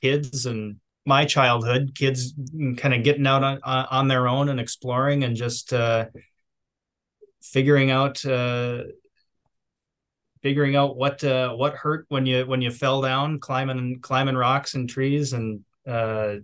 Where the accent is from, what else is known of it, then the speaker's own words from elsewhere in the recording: Duluth, Minnesota, United States; I grew up here in Duluth, Minnesota, born and raised